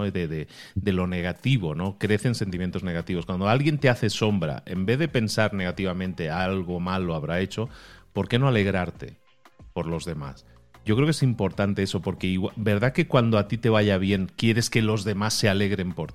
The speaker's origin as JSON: {"language": "Spanish", "region": "Galicia", "country": "Spain", "said": "No, nací en Galicia, eh, Nací en Galicia."}